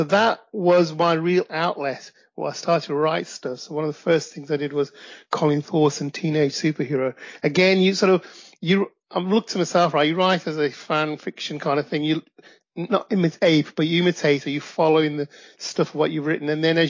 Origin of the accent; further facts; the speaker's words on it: Midlands, United Kingdom; also born or lived in Pakistan; I live in the UK. I'm in my late 50s, and I came to the UK from Pakistan when I was about 7. Got raised, went to the Midlands here in the UK, educated, and went to university.